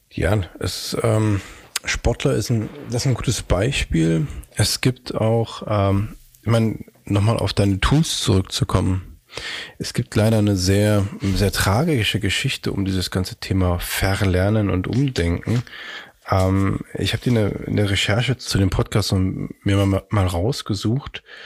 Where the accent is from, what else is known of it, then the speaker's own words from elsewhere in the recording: Magdeburg, Saxony-Anhalt, Germany; moved away as an adult; now in Hamburg, Germany; ich komme aus Magdeburg